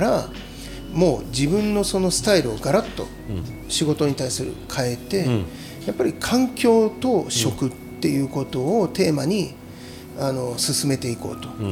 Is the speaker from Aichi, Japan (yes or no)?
yes; Tokoname, Aichi, Japan; moved away; 愛知県の、うん、えー、知多半島ってあるんだけど、うん、えー、その先の方のね